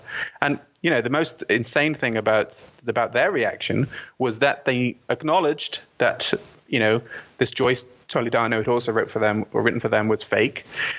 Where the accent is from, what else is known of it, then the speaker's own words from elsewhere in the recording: Bahrain; also born or lived in London / Saudi Arabia; I was born in London, but when I was 6 months old, we moved to Saudi Arabia because of my dad's job. He was an engineer. So I lived in Saudi for 3 years. And then from Saudi, we moved to Bahrain